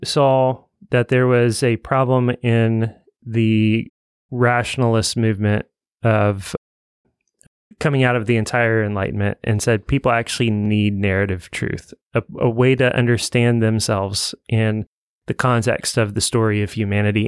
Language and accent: English; Evansville, Indiana, United States; I grew up in Evansville